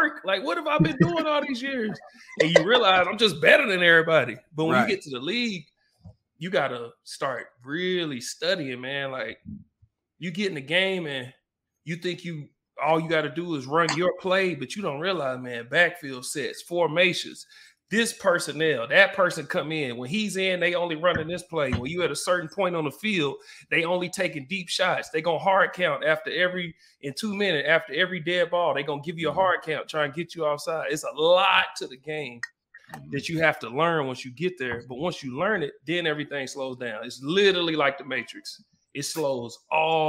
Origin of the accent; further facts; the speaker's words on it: Oklahoma City, Oklahoma, United States; I'm a kid from Southside Oklahoma City